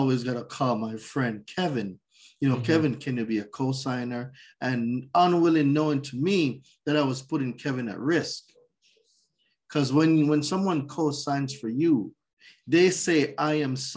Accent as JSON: {"language": "English", "country": "Jamaica", "tie": "born or raised there", "also_born_or_lived": "New York", "moved": "as an adult", "lives_now": "United States", "said": "So I was born in Jamaica. I lived there for 20 years"}